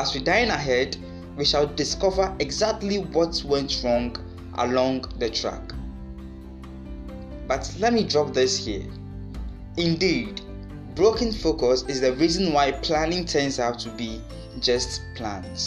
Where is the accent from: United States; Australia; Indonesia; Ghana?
Ghana; as a Ghanaian